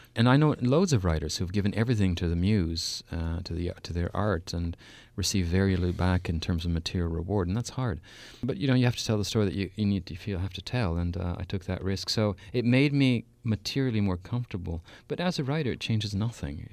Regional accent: Canada; also born or lived in Saskatoon, Saskatchewan; for four years in Canada, I'm Canadian

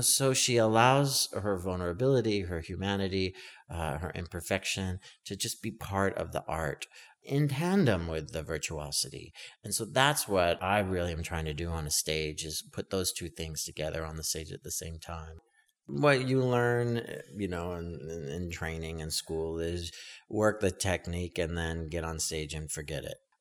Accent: Stockton, California, United States; a little kid growing up in Stockton, California

